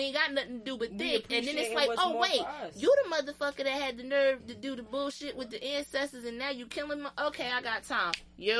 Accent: Jersey City, New Jersey, United States; I'm from Jersey City.

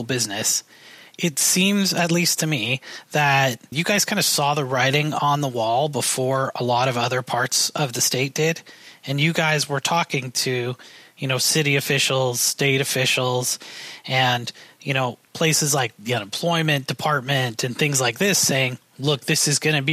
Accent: Canada; moved away; I'm from Canada

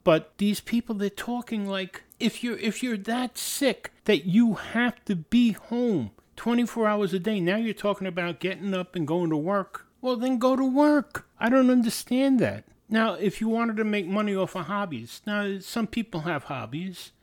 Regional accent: New York City, New York, United States; It's about growing up in New York City, uh, particularly the Bronx. The Bronx was a great place to grow up

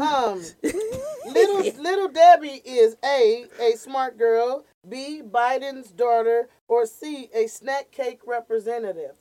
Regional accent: California, United States; We are locals from here. We're one of the few comedians that are actually not implants

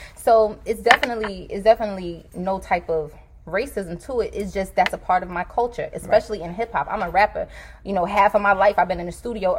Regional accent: Alabama, United States; also born or lived in New York; I'm from Alabama, but I lived in New York for a long time, so I really didn't deal with that aspect of it because New York is such a melting pot.

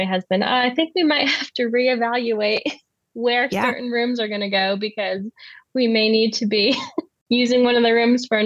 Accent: Southern California, United States; moved away as an adult; also born or lived in Southwestern Germany; now in Germany; I'm originally from Southern California, but I'm currently living in Southwestern Germany

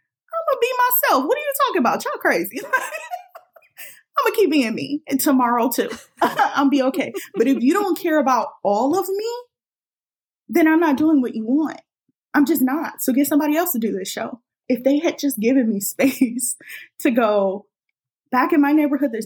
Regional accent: Los Angeles, California, United States; I'm from South Los Angeles, which is originally called South Central.

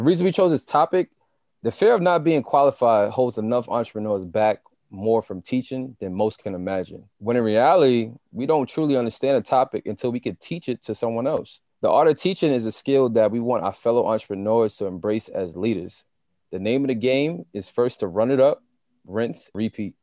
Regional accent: New York City, New York, United States; I'm a kid from Queens. Like, I grew up in Southside. I grew up in Jamaica.

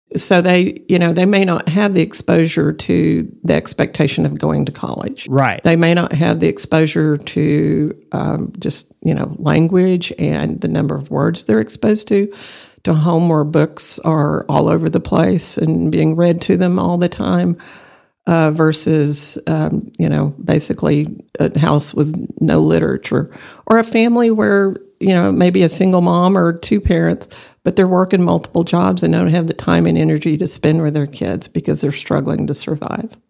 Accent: Borger, Texas, United States; now in Amarillo, United States; I grew up in Borger, Texas, about an hour away from here

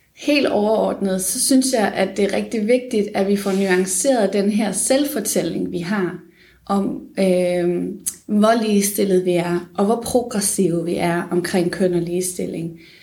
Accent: Funen, Southern Denmark, Denmark; moved away as an adult; also born or lived in Odense; now in Aarhus, Denmark; jeg er oprindelig fra Fyn

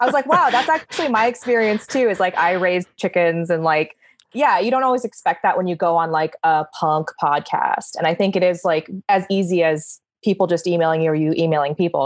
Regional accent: California, United States; I'm very Californian in that way

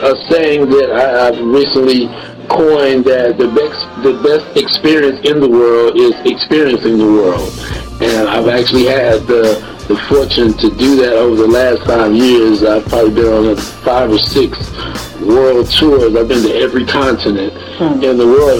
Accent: Oklahoma City, Oklahoma, United States; moved away; also born or lived in Dallas-Fort Worth, Texas; I grew up in the Midwest or Southwest, whatever you want to call it, that down in Oklahoma where I'm from

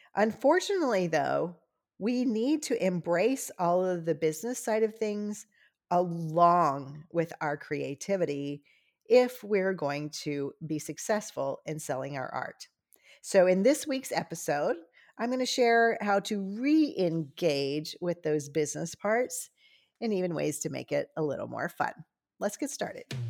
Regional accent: Louisiana, United States; I'm from Louisiana

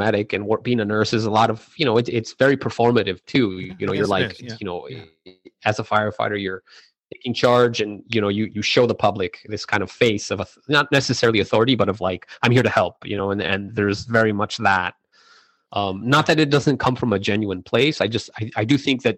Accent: El Paso, Texas, United States; growing up in El Paso

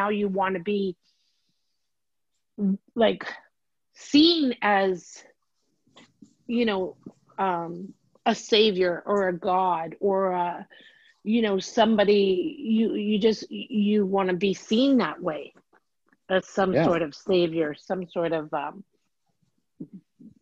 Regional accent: Canada; I'm Canadian

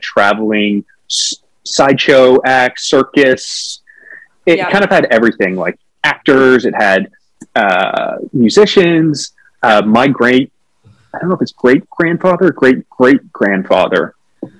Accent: Whitby, Ontario, Canada; now in Toronto, Canada; I grew up in a town called Whitby, which is about 40 minutes from Toronto.

